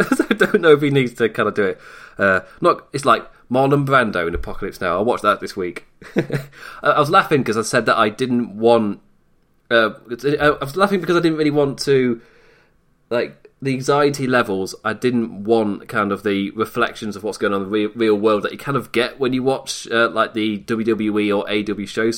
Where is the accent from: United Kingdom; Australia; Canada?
United Kingdom; England; from England